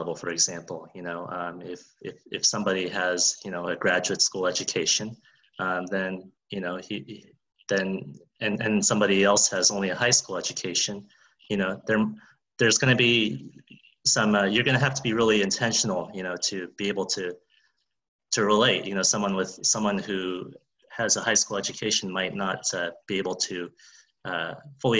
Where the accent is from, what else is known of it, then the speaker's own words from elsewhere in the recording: California, United States; I haven't left California. They are both my home state